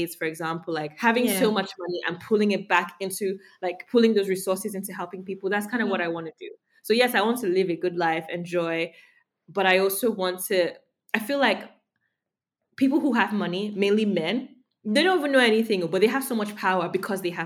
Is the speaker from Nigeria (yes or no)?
yes; Nigeria; Growing up in Nigeria